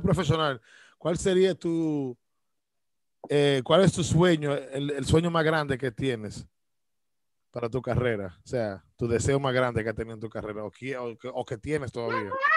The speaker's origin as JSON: {"language": "Spanish", "country": "Dominican Republic", "moved": "yes", "lives_now": "United States", "said": "soy yo, de República Dominicana"}